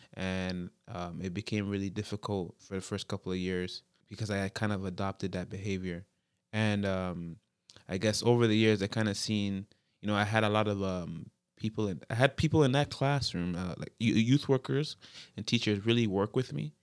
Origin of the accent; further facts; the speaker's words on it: Toronto, Ontario, Canada; born and raised in the Jane Finch, uh, area